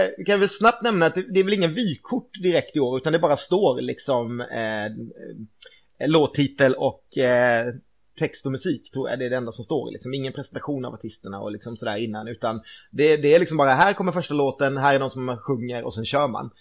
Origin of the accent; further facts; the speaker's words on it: Karlskrona, Blekinge, Sweden; moved away as an adult; also born or lived in Gothenburg; året som jag flyttade hemifrån och började plugga på universitet. Så jag flyttade från Karlskrona till Göteborg